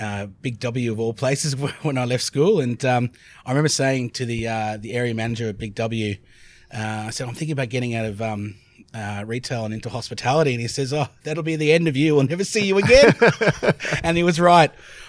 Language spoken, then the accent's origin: English; Ireland; accent: very funny accent; decided to go back to Ireland, which is where I'm from originally. So I'm an Irishman with a very funny accent.